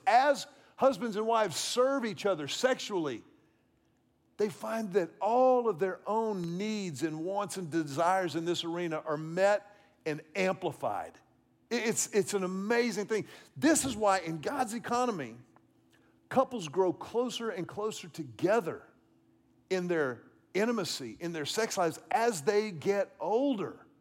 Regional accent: Houston, Texas, United States; When I was a child growing up in Houston

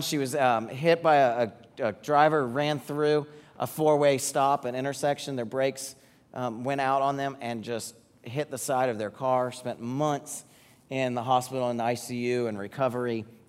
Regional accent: Atlanta, Georgia, United States; moved away as an adult; we grew up in the Atlanta area

